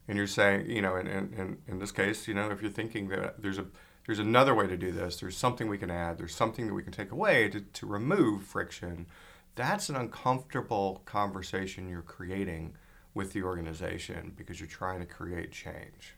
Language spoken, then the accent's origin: English; Atlanta, Georgia, United States; also born or lived in California / Texas; now in Maine, United States; I grew up in Atlanta, uh, lived in California, lived in Texas